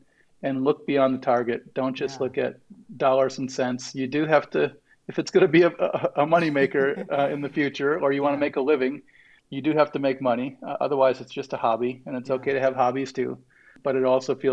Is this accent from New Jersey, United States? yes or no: no; Wisconsin, United States; I grew up in Wisconsin, so we're not fancy